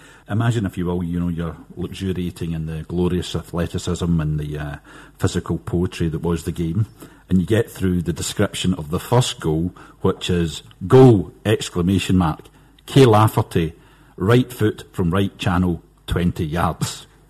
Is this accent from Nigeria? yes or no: no; Glasgow, Scotland, United Kingdom; I'm a Glaswegian